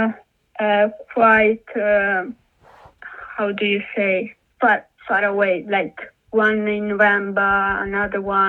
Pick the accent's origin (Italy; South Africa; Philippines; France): Italy; now in United Kingdom; I'm from Italy